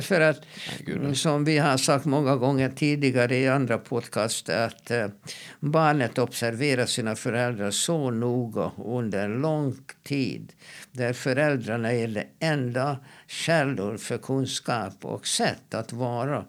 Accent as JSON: {"language": "Swedish", "country": "Hungary", "tie": "born or raised there", "moved": "yes", "lives_now": "Sweden", "said": "när jag växte upp i Ungern"}